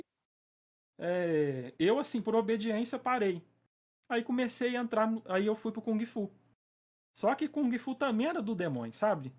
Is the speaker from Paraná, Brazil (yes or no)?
no; Patos de Minas, Minas Gerais, Brazil; eu sou de Minas, né? Minas Gerais, Olha a aí. cidade é Patos de Minas. Nem dá para perceber que eu sou mineiro